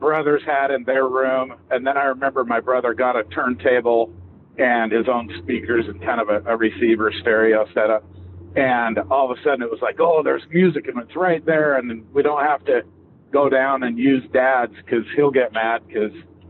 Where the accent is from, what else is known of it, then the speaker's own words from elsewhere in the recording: Salt Lake City, Utah, United States; I grew up right in Salt Lake City